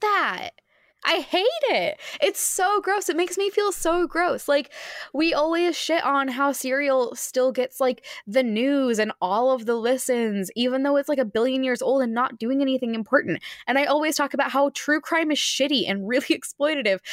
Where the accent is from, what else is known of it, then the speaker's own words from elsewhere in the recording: Phoenix, Arizona, United States; I come from Phoenix, Arizona.